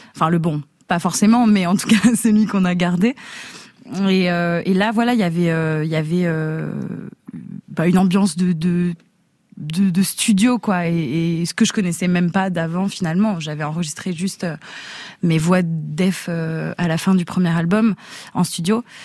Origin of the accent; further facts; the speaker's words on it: Geneva, Switzerland; Je suis née à Genève, en Suisse.